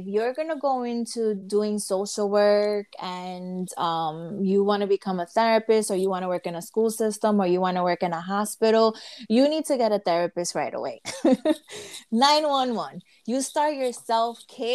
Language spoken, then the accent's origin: English; New York, United States; I was born and raised here